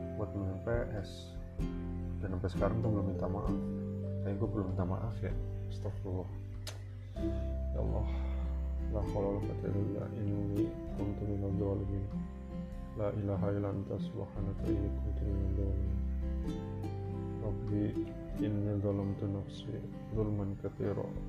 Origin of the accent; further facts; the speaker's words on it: Jakarta, Indonesia; moved away as an adult; also born or lived in Medan; now in Bekasi, Indonesia; gua anak Riok